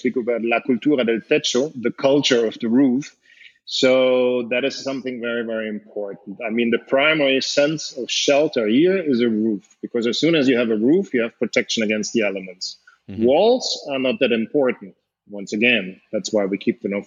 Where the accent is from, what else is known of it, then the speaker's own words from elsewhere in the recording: Germany; moved away as an adult; I grew up in Germany